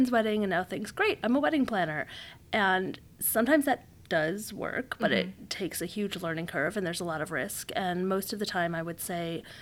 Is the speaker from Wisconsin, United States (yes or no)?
no; La Grange, Illinois, United States; I'm from LaGrange